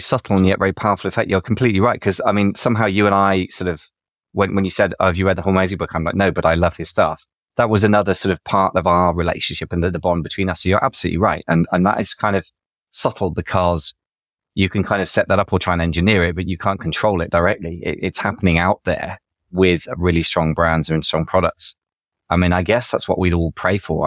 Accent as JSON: {"language": "English", "region": "England", "country": "United Kingdom", "said": "I'm English"}